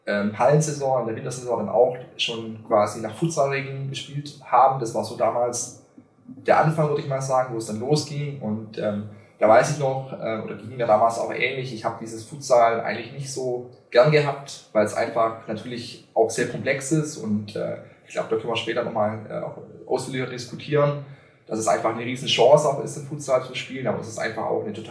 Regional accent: Schwäbisch Gmünd, Baden-Württemberg, Germany; der in, in meiner Heimatstadt Schwäbisch Gmünd sehr bekannt ist

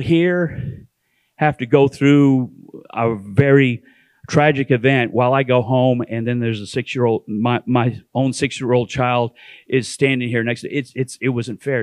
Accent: Canada; also born or lived in East Tennessee; now in Sevierville, United States; I'm originally from Canada. And for some reason, I lost my way and found my way to East Tennessee

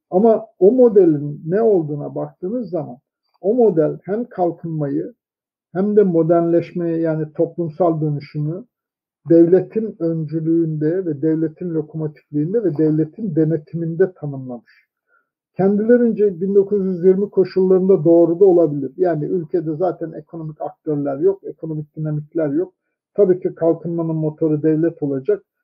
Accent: Turkey; ben öyle bir kasabada doğdum büyüdüm ki herkes Sünniydi, herkes Türktü.

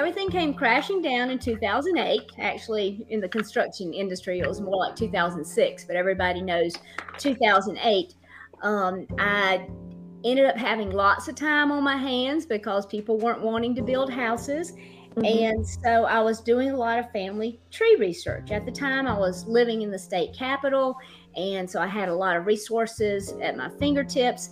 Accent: the South, United States; I am not just not from Boston, I'm from the South

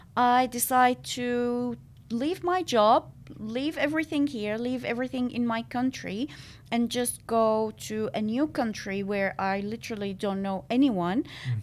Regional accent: Syria; moved away as an adult; also born or lived in Malaysia; now in Australia; I am originally from Syria.

